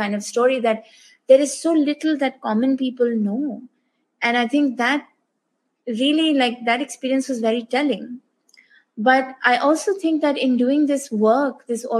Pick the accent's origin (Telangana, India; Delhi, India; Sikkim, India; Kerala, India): Delhi, India; also born or lived in Canada; I'm from Delhi. Main Delhi se hoon.